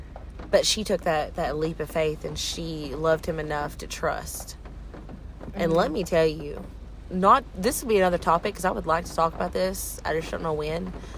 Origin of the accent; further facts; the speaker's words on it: Chattanooga, Tennessee, United States; We're all from Chattanooga originally.